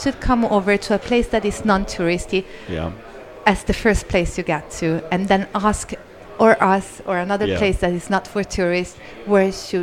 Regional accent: Rome, Lazio, Italy; I am from Rome, so I grew up here all my life

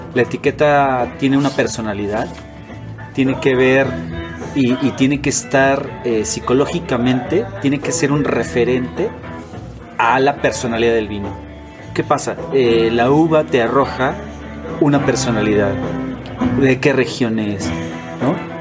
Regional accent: Mexico; no tenía esta cultura, eh, como mexicano

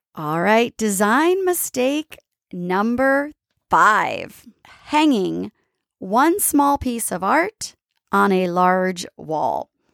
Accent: East Coast, United States; I'm from the East Coast

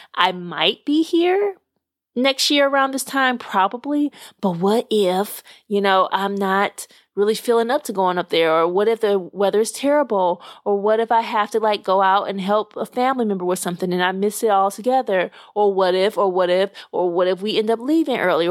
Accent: Little Rock, Arkansas, United States; moved away; I actually ra-, was raised very close to Memphis in Little Rock, Arkansas.

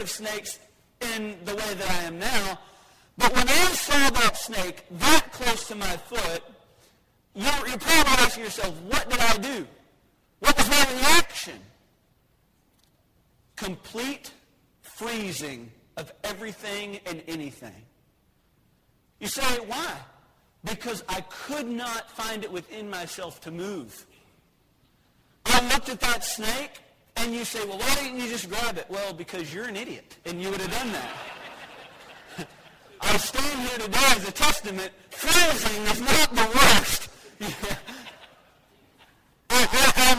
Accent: Texas, United States; as a Texan

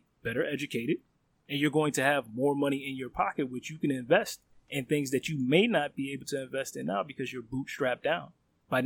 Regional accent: United States; I have no home country to go back to other than the United States

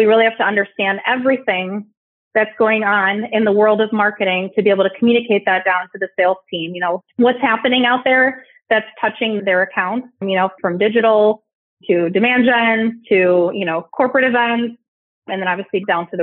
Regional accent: Chicago, Illinois, United States; moved away as an adult; now in Southern California, United States; So I am in Southern California, but I'm originally from Chicago. I made my move to the West Coast about 4 years ago, but I will always be a Midwesterner at heart

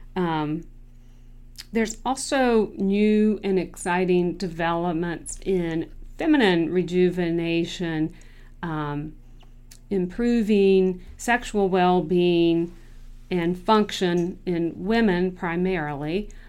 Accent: Clemmons, North Carolina, United States; now in Charlotte, United States; I am from Clemens, North Carolina

